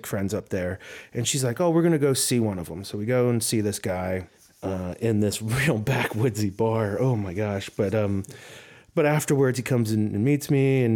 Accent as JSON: {"language": "English", "town": "Wilmington", "region": "Delaware", "country": "United States", "said": "I was from Wilmington, Delaware"}